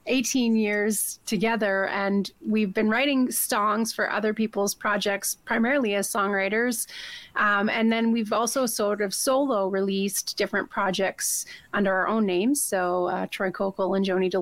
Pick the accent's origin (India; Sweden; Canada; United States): Canada; Swan River, Manitoba; now in Calgary, Canada; I'm actually from Swan River, Manitoba